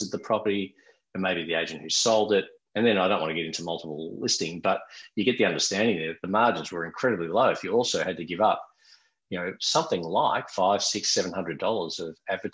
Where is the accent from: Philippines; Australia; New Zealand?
Australia; Melbourne, Victoria; Melbourne, my hometown, has the biggest Greek population outside of Athens